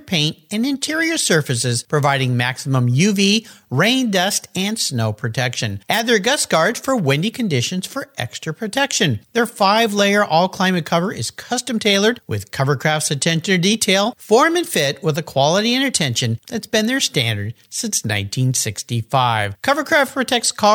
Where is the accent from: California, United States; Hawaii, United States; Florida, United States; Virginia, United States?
California, United States; Southern; I grew up in Southern California, being close to the beach